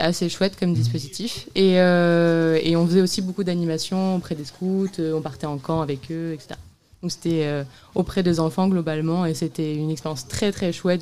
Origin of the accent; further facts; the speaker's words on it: L'Aigle, Normandy, France; moved away as an adult; now in Nantes, France; je suis originaire de l'Aigle, mais après, j'ai bougé sur Nantes